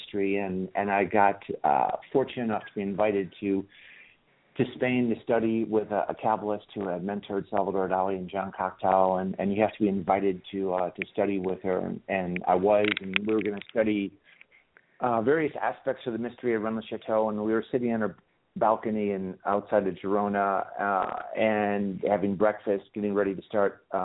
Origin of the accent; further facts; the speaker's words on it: Chicago, Illinois, United States; moved away as an adult; also born or lived in Turkey; now in United Kingdom; I'm from Chicago